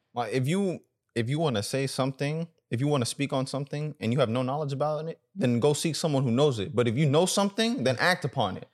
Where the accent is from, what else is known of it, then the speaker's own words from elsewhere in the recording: United States; also born or lived in Sudan; growing up in America